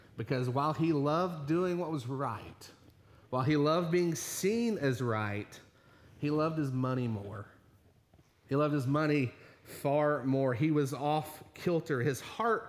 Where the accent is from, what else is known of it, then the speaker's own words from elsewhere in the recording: Virginia, United States; moved away; I grew up in the Baptist church, a little Baptist church back in Virginia